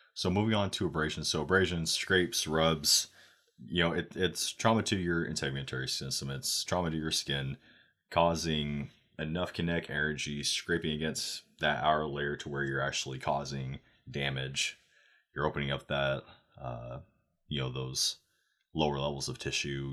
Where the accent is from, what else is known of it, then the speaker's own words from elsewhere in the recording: Oregon, United States; now in Texas, United States; I'm from Oregon